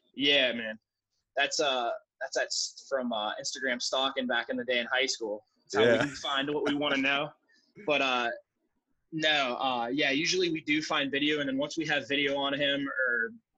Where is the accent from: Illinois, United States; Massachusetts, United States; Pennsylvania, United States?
Pennsylvania, United States; Pittsburgh; I'm from Pittsburgh